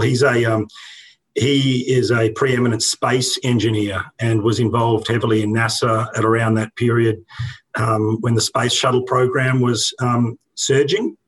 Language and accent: English; Brisbane, Queensland, Australia; born or raised there